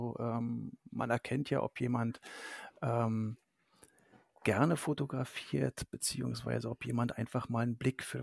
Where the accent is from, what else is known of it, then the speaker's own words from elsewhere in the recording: Görlitz, Saxony, Germany; born there; now in Berlin, Germany; Ich bin zwar in Görlitz geboren, lebe aber seit 2004 in Berlin.